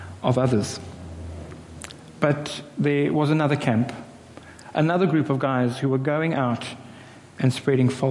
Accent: South Africa; I'm a South African

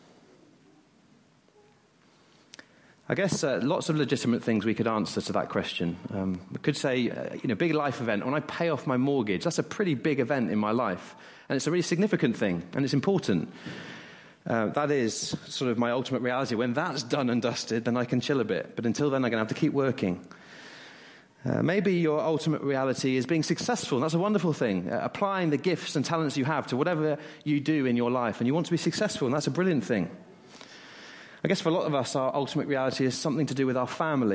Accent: West Country, South West England, United Kingdom; moved away; I grew up in the West Country, and not far away was Cheddar Gorge

